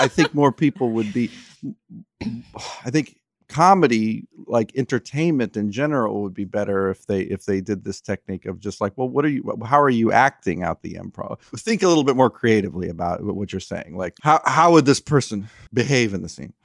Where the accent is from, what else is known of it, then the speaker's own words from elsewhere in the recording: South Orange County, California, United States; I grew up in, uh, in, like, South Orange County